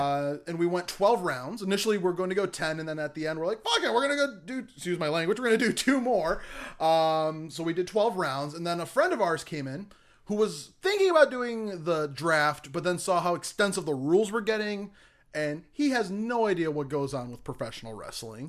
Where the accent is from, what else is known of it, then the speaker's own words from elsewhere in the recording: United States; I'm an American